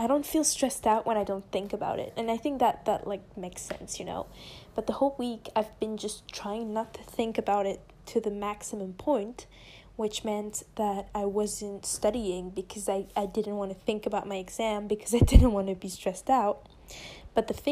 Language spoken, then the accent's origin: English; France; first language French; English is a second language; I'm French, okay? English isn't my first language. French is my first language.